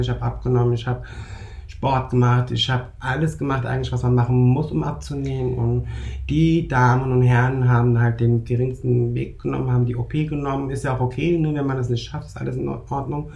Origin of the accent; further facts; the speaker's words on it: Germany; in Deutschland geboren, aufgewachsen, türkischer Abstammung